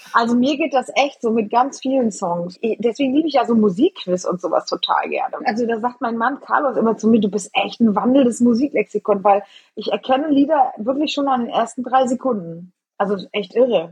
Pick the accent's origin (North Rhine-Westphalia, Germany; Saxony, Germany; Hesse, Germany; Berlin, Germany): North Rhine-Westphalia, Germany; Eschweiler; moved away as an adult; now in Bremen, Germany; Eschweiler, Eschwaller ist und bleibt halt mein Geburtsort und meine alte geliebte Heimat